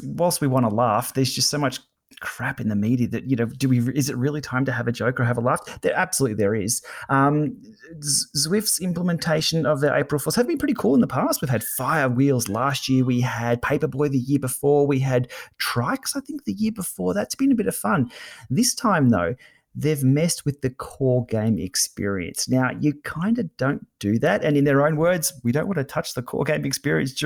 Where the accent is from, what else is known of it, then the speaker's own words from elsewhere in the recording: Australia; I'm Australian